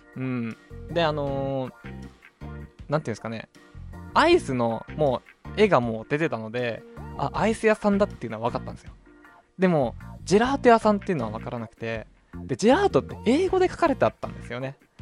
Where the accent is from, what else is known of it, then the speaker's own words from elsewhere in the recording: Hokkaido, Japan; 北海道生まれ北海道育ちのどさんこ